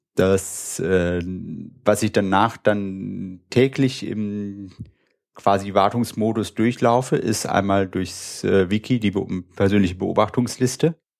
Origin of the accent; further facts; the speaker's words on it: Wuppertal, North Rhine-Westphalia, Germany; also born or lived in Münster; ich komme aus Wuppertal, habe dort auch studiert